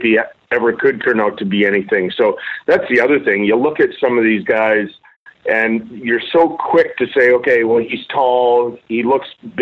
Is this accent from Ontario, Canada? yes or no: no; Edmonton, Alberta, Canada; when I was a kid growing up in Edmonton